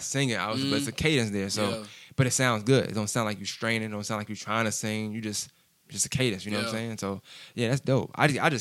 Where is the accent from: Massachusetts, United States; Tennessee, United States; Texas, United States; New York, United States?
New York, United States; I'm from New York